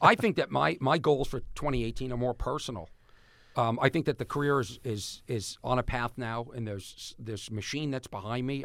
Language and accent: English; Boston, Massachusetts, United States; I'm from Boston.